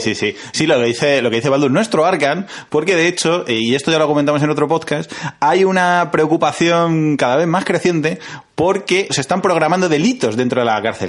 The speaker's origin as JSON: {"language": "Spanish", "town": "Madrid", "region": "Community of Madrid", "country": "Spain", "tie": "born or raised there", "said": "nosotros que somos de Villaverde, es que eso lo llevamos en la sangre"}